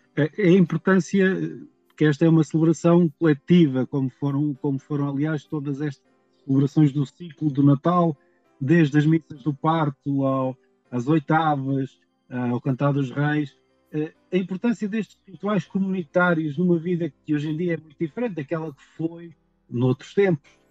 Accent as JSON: {"language": "Portuguese", "town": "São Roque do Faial", "region": "Madeira", "country": "Portugal", "said": "Eu sou de uma freguesia rural da Madeira"}